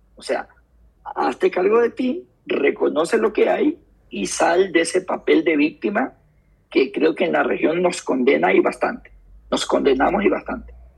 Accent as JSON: {"language": "Spanish", "town": "Guayaquil", "region": "Guayas", "country": "Ecuador", "tie": "born or raised there", "said": "soy de Guayaquil, eh, me crio en el barrio Garay, Ayacucho y la octava"}